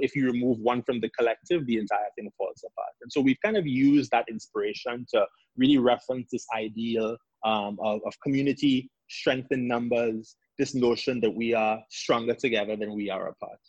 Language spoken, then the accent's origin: English; Trinidad & Tobago; now in United States; you could hear my accent and you'd say, oh, he's foreign, he's from somewhere, he's from Trini, he's exotic